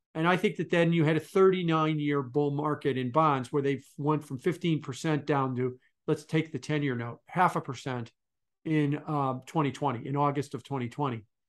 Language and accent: English; Chicago, Illinois, United States; also born or lived in Milwaukee, Wisconsin; I'm from Chicago